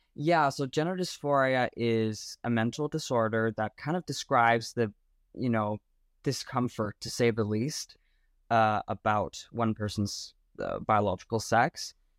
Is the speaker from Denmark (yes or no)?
yes; Denmark; I'm from Denmark, uh, Europe